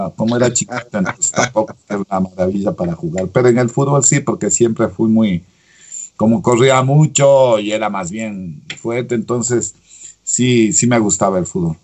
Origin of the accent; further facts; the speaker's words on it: Ecuador; en mi país puedo hacer la, la rehabilitación en el Ecuador